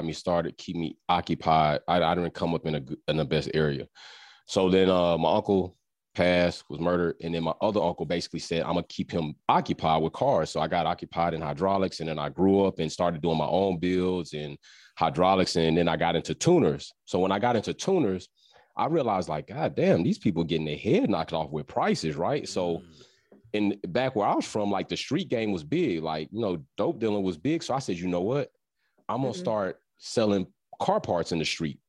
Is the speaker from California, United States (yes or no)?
no; Texas, United States; now in Georgia, United States; originally born and raised out of that big state, Texas, currently in Georgia